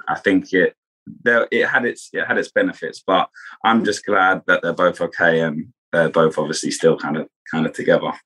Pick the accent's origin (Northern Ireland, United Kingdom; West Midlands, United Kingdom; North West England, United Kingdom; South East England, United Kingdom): South East England, United Kingdom; Kent; I'm from Kent in England, which is just outside of London.